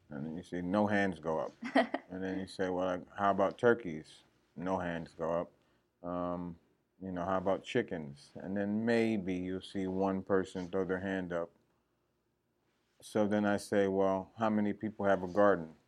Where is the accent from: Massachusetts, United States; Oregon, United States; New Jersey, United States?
New Jersey, United States; moved away as an adult; now in Georgia, United States; Well, um, I come from New Jersey, but you know I've been in Georgia for about 20 years now.